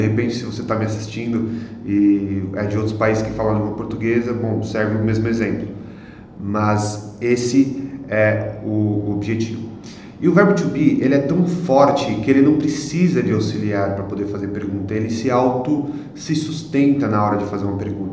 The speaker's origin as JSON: {"language": "Portuguese", "country": "Brazil", "said": "Eu sou brasileiro."}